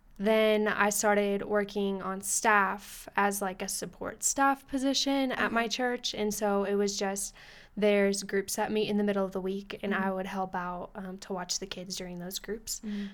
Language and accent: English; Colorado Springs, Colorado, United States; I'm from Colorado Springs.